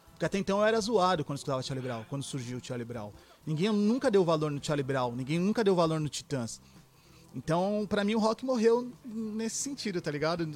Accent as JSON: {"language": "Portuguese", "country": "Brazil", "said": "eu sou nacional, eu sou brazuca"}